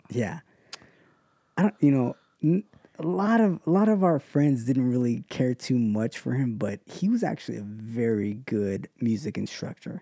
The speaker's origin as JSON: {"language": "English", "town": "Ontario", "region": "California", "country": "United States", "tie": "born or raised there", "also_born_or_lived": "West Covina, California", "said": "I was born here in, in L A, L A County, West Covina to be exact. Um, but I grew up here in Ontario, California"}